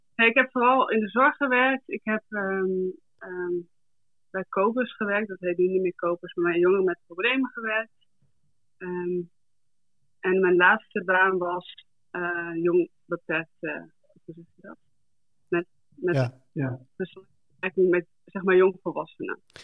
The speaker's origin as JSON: {"language": "Dutch", "region": "Groningen", "country": "Netherlands", "tie": "born or raised there", "moved": "yes", "lives_now": "South Africa", "said": "ik ben geboren en getogen in Groningen, in Dorkwet."}